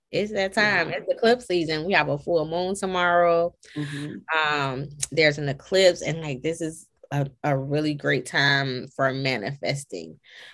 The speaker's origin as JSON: {"language": "English", "town": "Chicago", "region": "Illinois", "country": "United States", "said": "I'm from Chicago, so I'm like, man, this ain't Atlanta food is nothing like back home."}